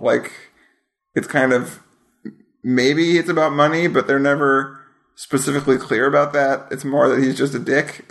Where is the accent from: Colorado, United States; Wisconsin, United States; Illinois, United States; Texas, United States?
Wisconsin, United States; I am from Wisconsin.